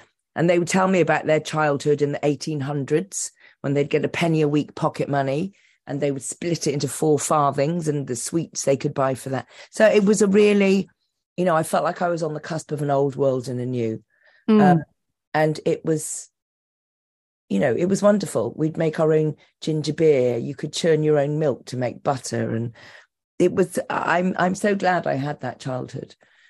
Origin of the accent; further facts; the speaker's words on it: Cotswolds, South West England, United Kingdom; also born or lived in Bristol / Leeds; Well, I was born in Bristol and then we moved to Leeds and we lived there till I was four. and then we moved to the Cotswolds. So we were the only family of colour in the village. The village is tiny.